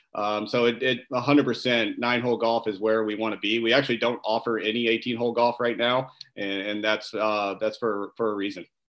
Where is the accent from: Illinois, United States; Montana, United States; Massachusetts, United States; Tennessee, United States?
Illinois, United States; O'Fallon; growing up, my my family owned an ice cream uh, store in in our hometown of O'Fallon, Illinois. I'm from the Midwest